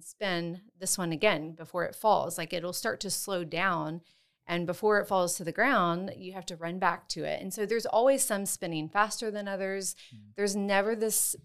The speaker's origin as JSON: {"language": "English", "region": "Texas", "country": "United States", "also_born_or_lived": "West Africa / Washington State", "moved": "as an adult", "said": "I am from Texas originally."}